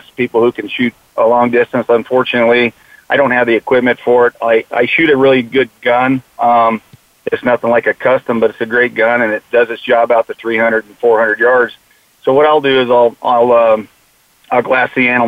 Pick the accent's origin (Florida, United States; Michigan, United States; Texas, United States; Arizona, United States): Arizona, United States; Phoenix; born and raised in Phoenix, Arizona, and went to school, like you said, over at Paradise Valley